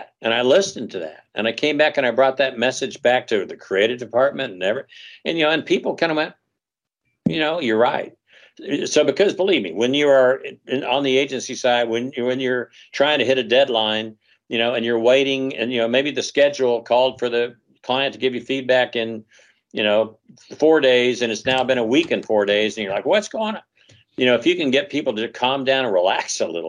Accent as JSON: {"language": "English", "region": "Texas", "country": "United States", "tie": "born or raised there", "moved": "yes", "lives_now": "Los Angeles, United States", "said": "I grew up in Texas"}